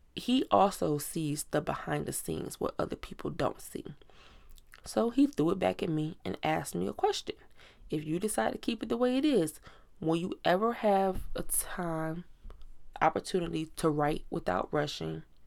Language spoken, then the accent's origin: English; Virginia Beach, Virginia, United States; moved away; we're from Virginia Beach, Virginia